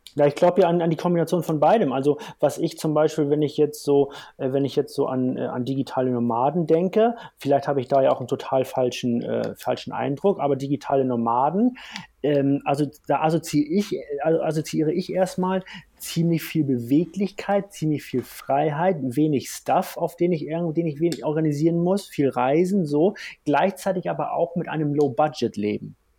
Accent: Hamburg, Germany; now in Bavaria, Germany; Ich komme aus Hamburg vom flachen Land

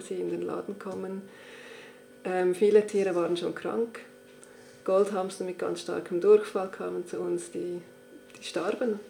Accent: Switzerland; bei uns in der Schweiz

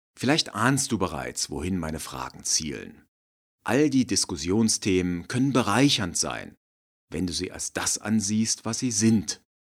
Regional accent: Germany; wir Deutschen

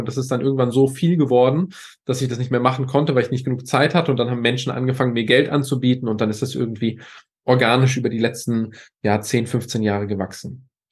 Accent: a small village near Bitterfeld, Saxony-Anhalt, Germany; ich bin in Ostdeutschland geboren, in einem ganz, ganz kleinen Dorf ähm, neben Bitterfeld

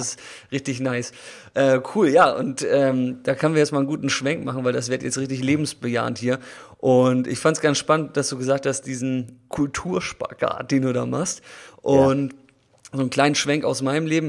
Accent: Germany; wir hier als Deutsche

